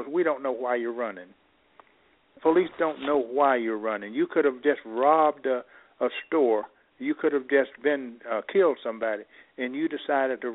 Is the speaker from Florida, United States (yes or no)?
no; Mississippi, United States; now in Illinois, United States; I grew up in Mississippi. I now can operate from the cotton fields of Mississippi to the White House